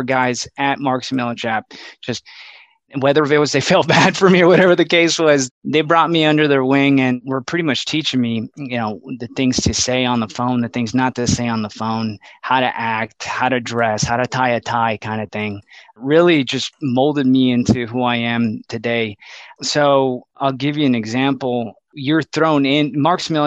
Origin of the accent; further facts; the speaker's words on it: Laredo, Texas, United States; moved away as an adult; now in San Antonio, United States; born and raised in Laredo, Texas.